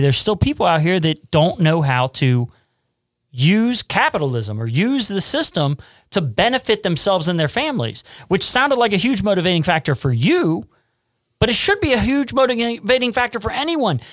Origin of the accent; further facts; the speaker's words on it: Cincinnati, Ohio, United States; I grew up in Price Hill, poor Appalachian kind of community